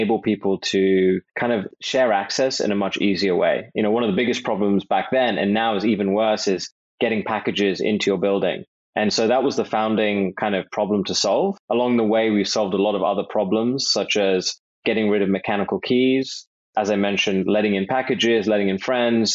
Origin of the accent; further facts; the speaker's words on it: London, United Kingdom; I hail from London, England